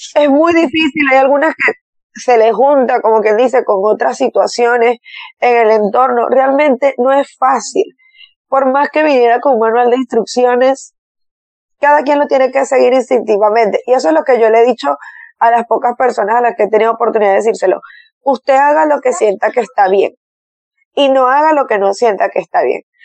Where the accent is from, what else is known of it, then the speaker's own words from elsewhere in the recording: Barquisimeto, Lara, Venezuela; mi ciudad natal